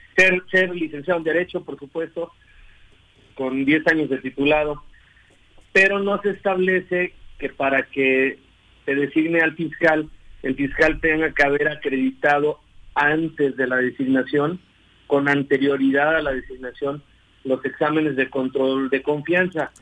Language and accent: Spanish; Cuernavaca, Morelos, Mexico; yo soy de aquí de Cuernavaca, aquí nací.